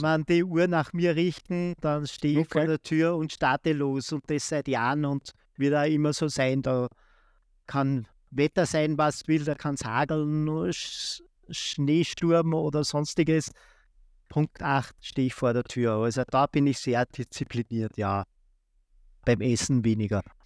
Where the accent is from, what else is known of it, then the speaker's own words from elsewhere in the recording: Austria; der erste Marathon war in Linz, also 70 Kilometer von meiner Heimatstadt